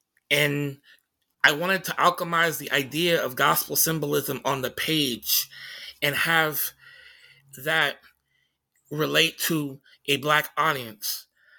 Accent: Tacoma, Washington, United States

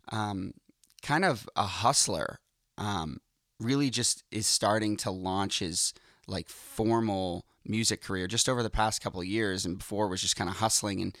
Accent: Boston, Massachusetts, United States; moved away; I'm Boston.

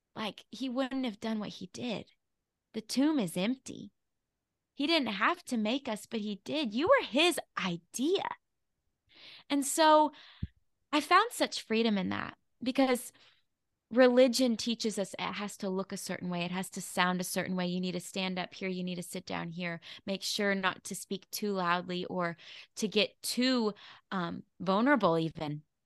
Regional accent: Arkansas, United States; out of Arkansas, my hometown

